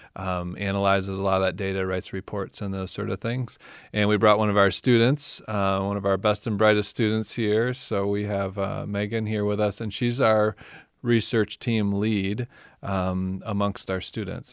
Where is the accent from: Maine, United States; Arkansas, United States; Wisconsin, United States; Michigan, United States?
Michigan, United States; growing up in the Midwest, I grew up in Michigan